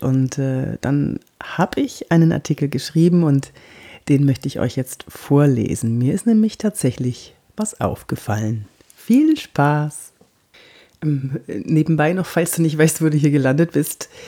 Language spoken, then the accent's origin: German; Munich, Bavaria, Germany; now in Cologne, Germany; Ich bin geborene Münchnerin, aber ich lebe schon so lange hier, jetzt mittlerweile, ah, ich glaube, über 20 Jahre